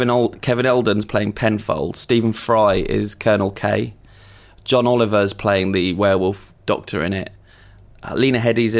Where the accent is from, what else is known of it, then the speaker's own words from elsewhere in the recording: London, United Kingdom; And I said, London.